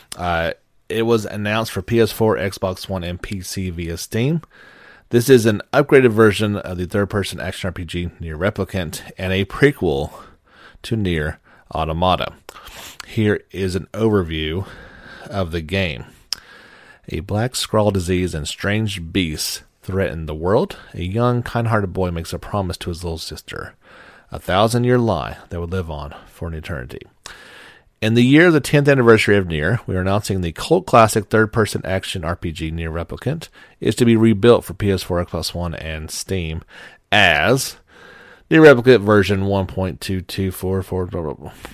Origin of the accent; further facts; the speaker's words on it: United States; being an American